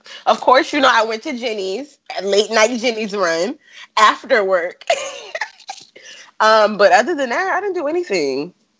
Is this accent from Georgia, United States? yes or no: yes; Georgia, United States; now in Washington, D.C. area, United States; Yeah, I'm actually from Georgia, so I am the Southern Belle.